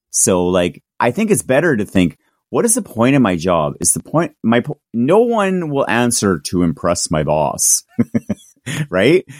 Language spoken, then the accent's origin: English; Victoria, British Columbia, Canada; my hometown, which was Victoria